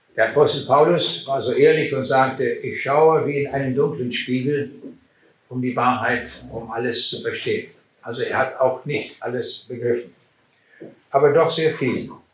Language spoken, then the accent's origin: German; Braunschweig, Lower Saxony, Germany; Meine Frau und ich, wir kommen aus Braunschweig.